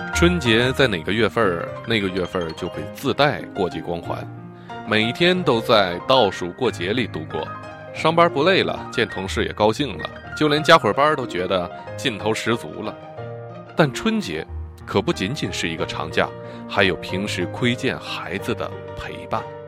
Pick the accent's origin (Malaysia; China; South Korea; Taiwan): China; 我们中国人要过年了